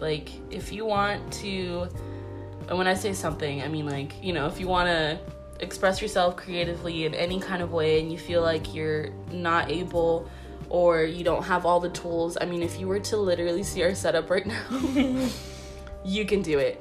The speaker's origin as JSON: {"language": "English", "region": "Florida", "country": "United States", "tie": "born or raised there", "said": "we're both Puerto Ricans. But three, we were raised here in Florida"}